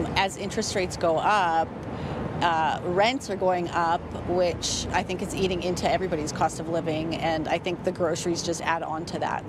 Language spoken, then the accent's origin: English; Niagara, Ontario, Canada; now in Alberta, Canada; I'm from Niagara